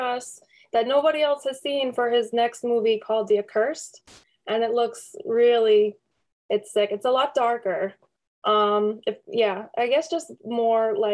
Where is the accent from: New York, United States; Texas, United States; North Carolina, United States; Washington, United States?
New York, United States; Syracuse; I was raised in Syracuse. I grew up here